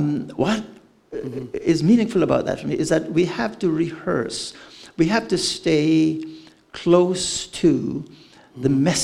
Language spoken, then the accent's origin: English; Canada; I don't do this. I'm too Canadian.